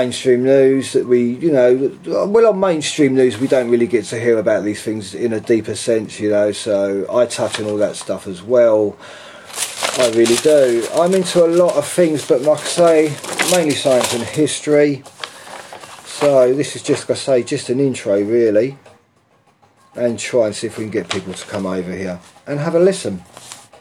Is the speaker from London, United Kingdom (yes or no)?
yes; London, United Kingdom; I'm from England, London. I'm in central London